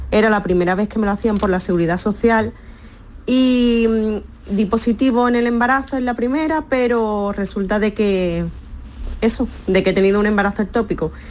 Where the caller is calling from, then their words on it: Cádiz, Andalusia, Spain; Hola, buenas tardes. … de Cádiz.